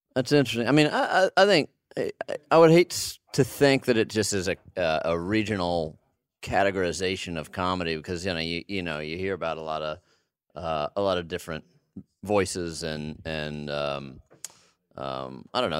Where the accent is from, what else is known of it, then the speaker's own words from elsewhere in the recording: United States; also born or lived in Texas; I grew up in Arkansas and Texas